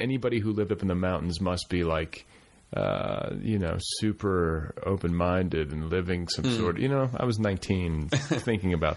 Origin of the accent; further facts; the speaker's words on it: Midwest, United States; moved away; also born or lived in Colorado; I come from the Midwest, which was like really, you know, I grew up in this like really conservative suburb